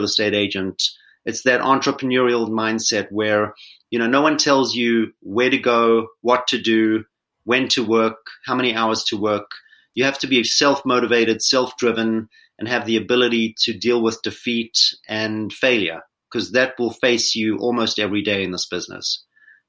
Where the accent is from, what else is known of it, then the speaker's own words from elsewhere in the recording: Johannesburg, Gauteng, South Africa; moved away as an adult; I was born in Johannesburg, South Africa, and grew up there, went to school